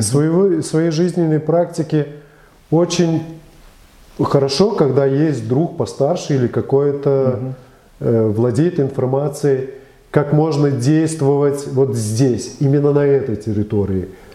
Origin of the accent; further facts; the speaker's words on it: Belarus; я родился в Советском Союзе